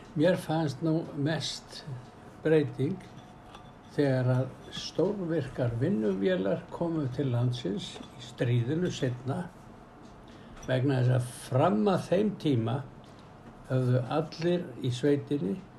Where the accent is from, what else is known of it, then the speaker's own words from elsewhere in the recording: Iceland; Ég ólst upp í Grafáraldi allan tíman